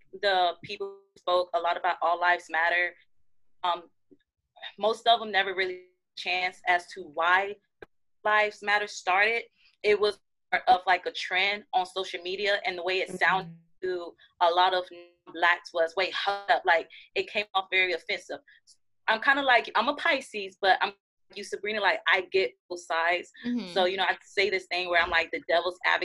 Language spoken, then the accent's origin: English; United States; as an American